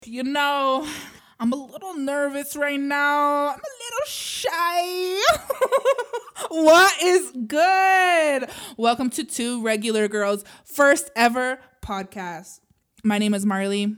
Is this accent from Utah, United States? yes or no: yes; Utah, United States; I grew up in Utah as a Mormon